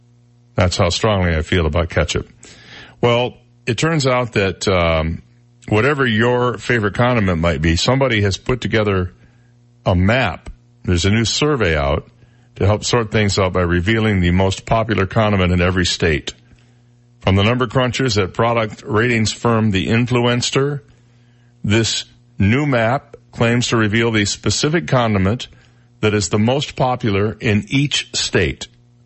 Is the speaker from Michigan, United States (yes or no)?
yes; Michigan, United States; My home state of Michigan, it was Bertolli Alfredo with aged Parmesan cheese sauce.